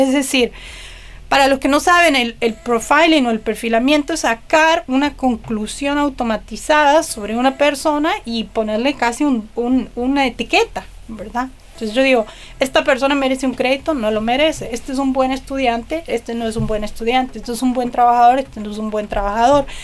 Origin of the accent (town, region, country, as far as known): Argentina; born or raised there